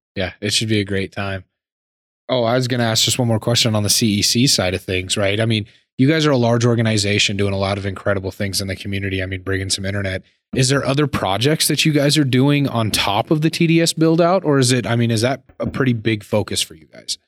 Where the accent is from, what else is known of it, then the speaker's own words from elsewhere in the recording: Laurel, Montana, United States; now in Billings, United States; I was born and raised in Laurel, so we can say I'm a Billings guy.